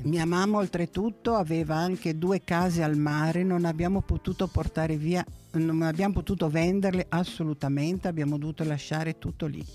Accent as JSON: {"language": "Italian", "town": "Alexandria", "region": "Alexandria Governorate", "country": "Egypt", "tie": "born or raised there", "moved": "yes", "lives_now": "Italy", "said": "Sono nata ad Alessandria d'Egitto perché i miei genitori sono nati ad Alessandria d'Egitto"}